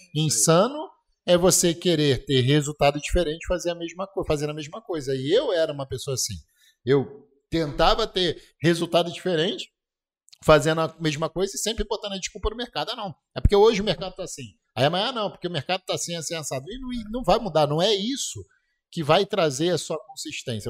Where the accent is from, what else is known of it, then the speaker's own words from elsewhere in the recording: Petrópolis, Rio de Janeiro, Brazil; moved away; na minha terra